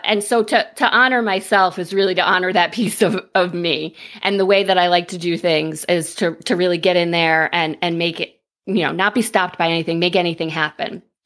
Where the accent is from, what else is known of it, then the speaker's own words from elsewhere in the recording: upstate New York, United States; I am from upstate New York, about ninety minutes north